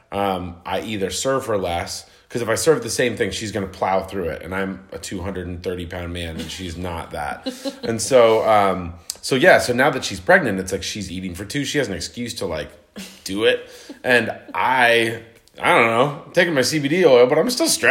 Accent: Colorado Springs, Colorado, United States; I am from Colorado Springs, Colorado

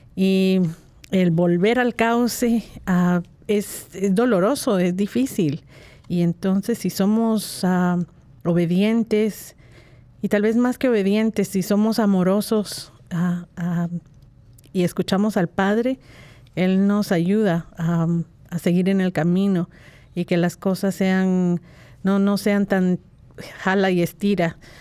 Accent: Guatemala; pensaba mucho en las Navidades de mi niñez y eh, cómo, las vivía eh, en, Guatemala

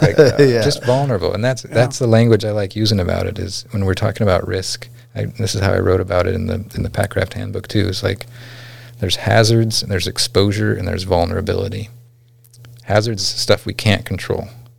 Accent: McGrath, Alaska, United States; And it could be that I grew up in McGrath and didn't learn how to swim.

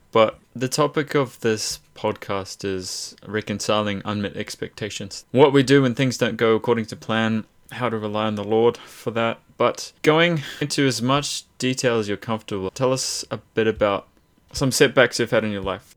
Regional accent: Hamilton, Waikato, New Zealand; We're both grown up most of our, our lives in, in Hamilton

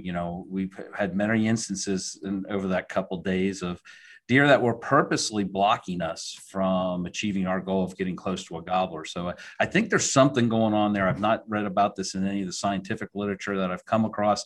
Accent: Pottstown, Pennsylvania, United States; moved away as an adult; also born or lived in Southeastern United States / Maryland; I grew up in Pennsylvania, down in southeastern Pennsylvania, near Pottstown, Pennsylvania

